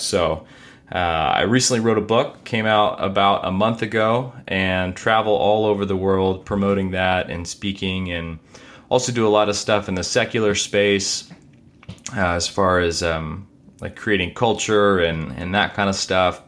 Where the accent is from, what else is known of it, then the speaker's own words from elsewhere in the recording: Corpus Christi, Texas, United States; also born or lived in Seattle, United States; now in Dallas, United States; I grew up in Corpus